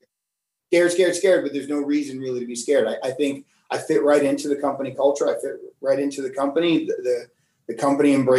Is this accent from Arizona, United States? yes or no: no; New York City, New York, United States; moved away as an adult; now in Florida, United States; I'm from the Bronx, came from a bad neighborhood